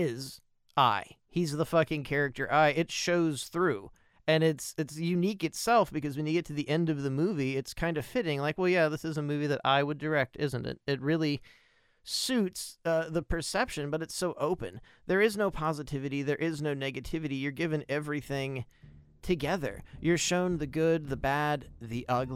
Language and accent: English; United States; I'm an American